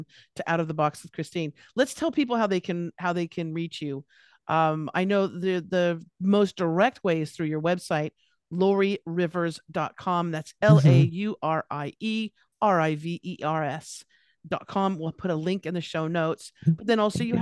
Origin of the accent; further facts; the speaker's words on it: Los Angeles, California, United States; now in Australia; I'm from California, I'm from Los Angeles